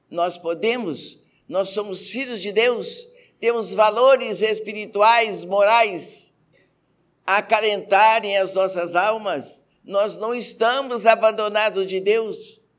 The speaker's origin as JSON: {"language": "Portuguese", "country": "Lebanon", "said": "Como boa libanesa, eu tinha uma boutique."}